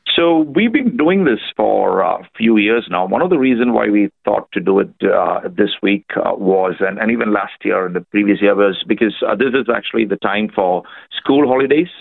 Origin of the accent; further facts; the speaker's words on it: India; now in Australia; I'm uh, an Indian. Uh, I've uh, come here 10 years ago, so at the moment I'm Australian